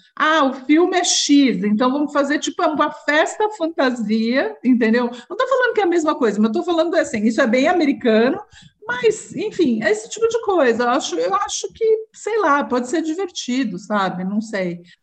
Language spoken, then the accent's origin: Portuguese; interior of São Paulo, Brazil; also born or lived in Rio de Janeiro; eu morei no interior muito tempo, eu nasci no Rio, mas vim para São Paulo muito pequena e vim morar no interior de São Paulo menor ainda